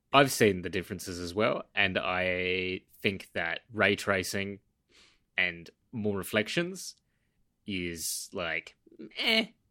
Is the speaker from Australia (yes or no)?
yes; Western Australia, Australia; I travel a lot now back in Western Australia in my home state. I'm not quite in my home city